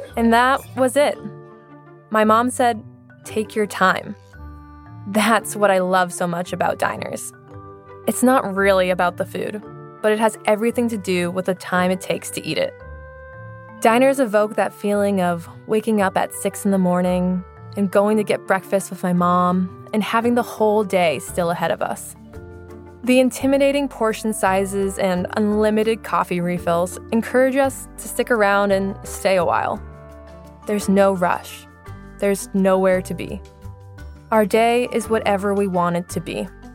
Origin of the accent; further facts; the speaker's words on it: Salem, Massachusetts, United States; moved away as an adult; also born or lived in Laos; in my hometown of Salem, Massachusetts.